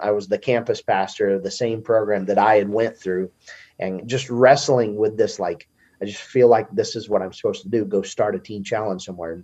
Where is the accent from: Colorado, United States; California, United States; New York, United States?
Colorado, United States; Montrose; also born or lived in Oklahoma; I grew up in Colorado.